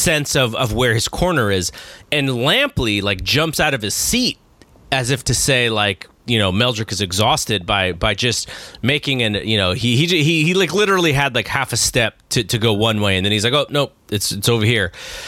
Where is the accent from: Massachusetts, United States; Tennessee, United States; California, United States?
California, United States; Bay Area; I grew up in the Bay Area, which is the, you know, ultimate melting pot.